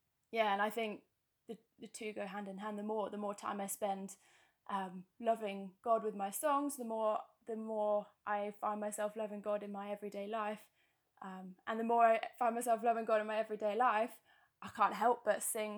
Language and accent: English; Bournemouth, South West England, United Kingdom; Because I came from Bournemouth and I really miss the beach.